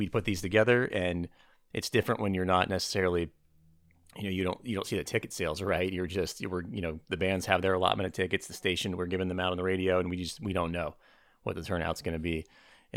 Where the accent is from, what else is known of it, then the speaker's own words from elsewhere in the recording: Boise, Idaho, United States; also born or lived in Los Angeles; I grew up in Boise